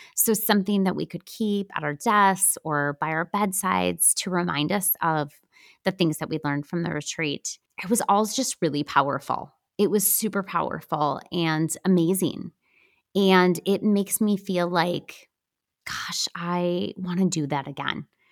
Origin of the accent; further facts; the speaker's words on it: Wisconsin, United States; We're from Wisconsin